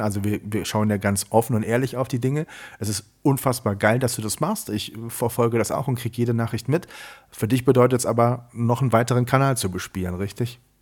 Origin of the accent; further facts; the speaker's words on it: Siegburg, North Rhine-Westphalia, Germany; ich komme aus dem Rheinland, ich äh, komme aus einem Ort